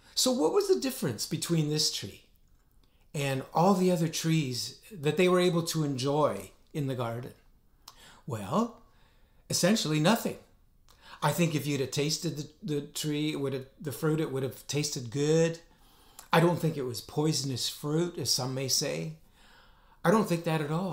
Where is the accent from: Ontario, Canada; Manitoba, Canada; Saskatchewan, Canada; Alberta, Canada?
Alberta, Canada; northern; my hometown in northern Alberta